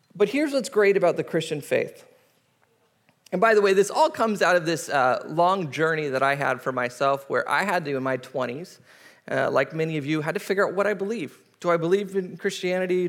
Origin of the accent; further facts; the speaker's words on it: United States; we kind of as American society